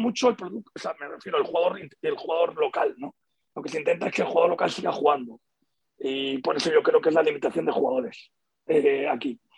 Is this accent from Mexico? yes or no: no; Seville, Andalusia, Spain; now in Madrid, Spain; yo vivo en Madrid, soy sevillano y seguiré sevillano ahí a muerte, ¿no? Pero también soy madrileño de adopción